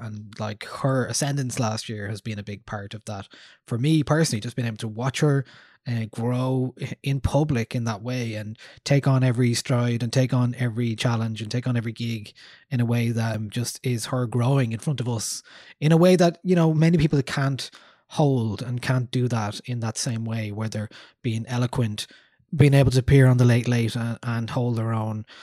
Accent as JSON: {"language": "English", "town": "Newbridge", "region": "Leinster", "country": "Ireland", "said": "I'm from Newbridge in Kildare"}